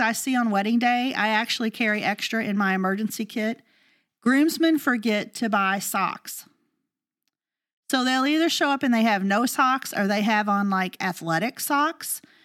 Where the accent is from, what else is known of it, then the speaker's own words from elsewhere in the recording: the South, United States; We're from the South